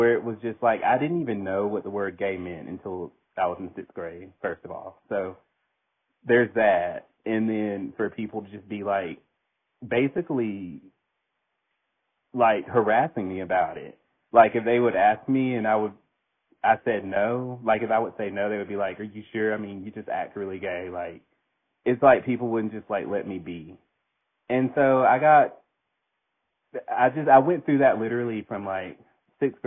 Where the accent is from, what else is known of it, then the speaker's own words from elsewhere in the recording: Daphne, Alabama, United States; I grew up in a small town. I'm from Daphne, Alabama